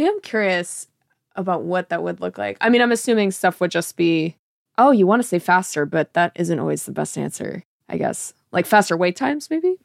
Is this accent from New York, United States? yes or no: no; Georgetown, Massachusetts, United States; I grew up in Georgetown near Newburyport